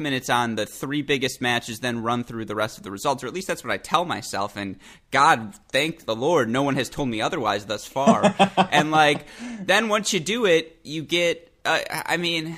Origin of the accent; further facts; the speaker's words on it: United States; I am American